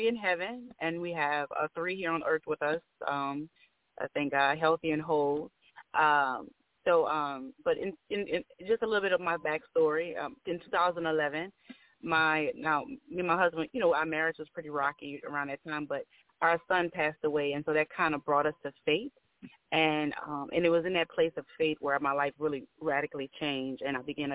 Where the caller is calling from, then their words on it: Bridge City, Louisiana, United States; I'm calling from Bridge City, Louisiana